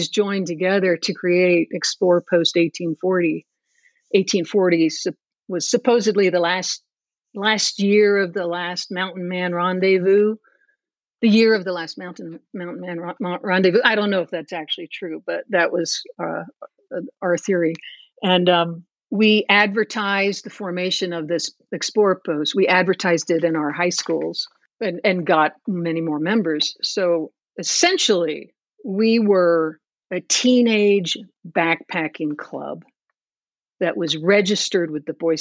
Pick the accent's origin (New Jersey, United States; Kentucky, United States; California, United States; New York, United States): New Jersey, United States; I was born and raised in New Jersey